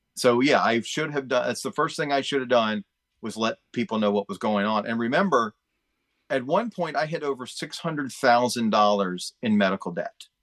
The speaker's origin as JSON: {"language": "English", "town": "Chesapeake", "region": "Virginia", "country": "United States", "tie": "born or raised there", "said": "I grew up in Chesapeake"}